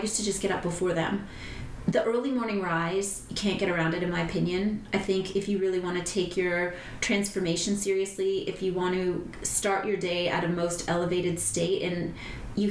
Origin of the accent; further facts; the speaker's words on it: Sault Ste. Marie, Ontario, Canada; now in Costa Rica; Sault Ste. Marie is the town I grew up